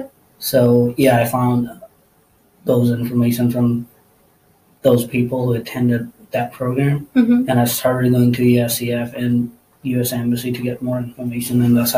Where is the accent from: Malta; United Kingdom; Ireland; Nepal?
Nepal; first language Nepali; English is a second language; moved away as an adult; now in United States; I'm an international student from Nepal